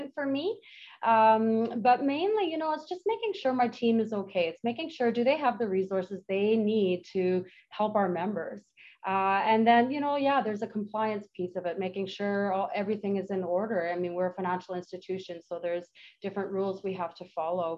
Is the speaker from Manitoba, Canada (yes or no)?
yes; Manitoba, Canada; now in Penticton, Canada; I've been here for 22 years, ish. And I'm from Manitoba.